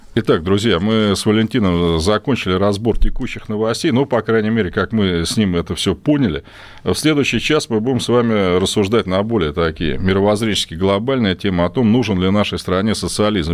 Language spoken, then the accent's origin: Russian; Russia; я тоже ведь россиянин